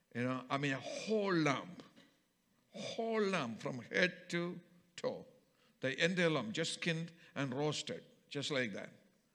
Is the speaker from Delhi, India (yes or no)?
no; Kerala, India; from my home state of Kerala